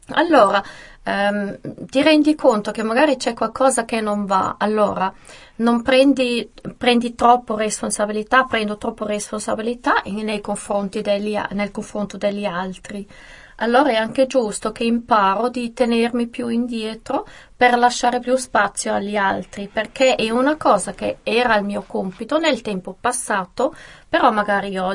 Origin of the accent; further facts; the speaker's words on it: St. Gallen, Switzerland; born there; a San Gallo e sono la prima